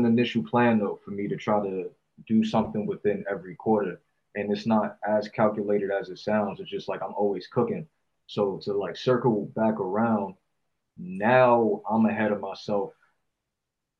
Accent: East Coast, United States; moved away; I grew up on the East Coast. We smoke a lot of sativa over there

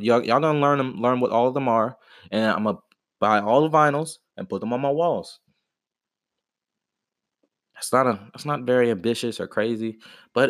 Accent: Atlanta, Georgia, United States; I'm from Atlanta, you know what I mean? Like, I grew up on that trap music kind of stuff

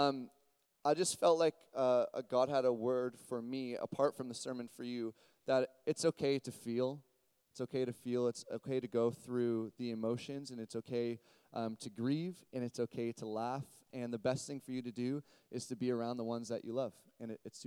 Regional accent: Burlington, Ontario, Canada; I grew up in a little place in Burlington called Mountainside

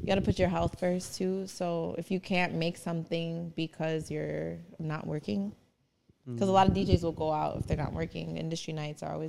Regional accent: Chicago, Illinois, United States; Born and raised in Chicago. Never left Chicago. Ever.

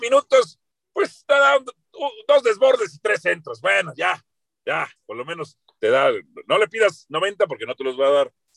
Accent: Mexico City, Mexico

